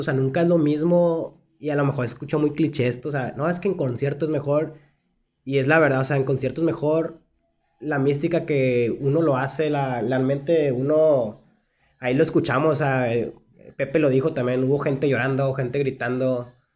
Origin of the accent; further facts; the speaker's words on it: Monterrey, Nuevo León, Mexico; nuestra ciudad